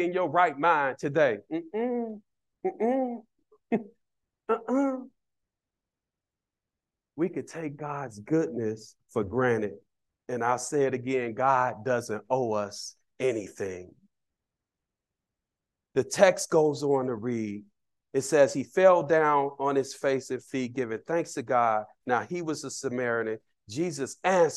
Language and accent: English; Chicago, Illinois, United States; I didn't see married couples growing up in Cabrini Green.